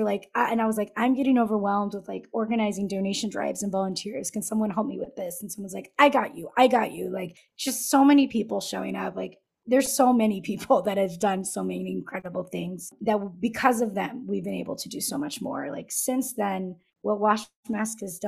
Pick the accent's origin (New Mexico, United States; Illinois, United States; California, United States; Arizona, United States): California, United States; Southern; first language Spanish; English is a second language; moved away; I grew up in Southern California